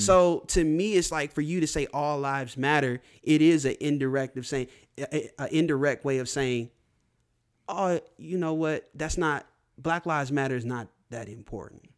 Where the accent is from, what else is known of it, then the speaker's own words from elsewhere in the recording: United States; being born and raised in America, being an African American